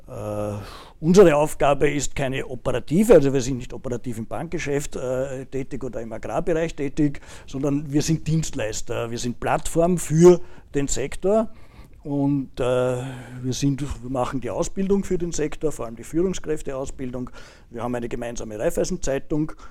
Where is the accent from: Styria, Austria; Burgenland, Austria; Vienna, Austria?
Vienna, Austria; Persönlich, äh, ich bin äh, Wiener, fühle mich auch sehr wohl in Wien.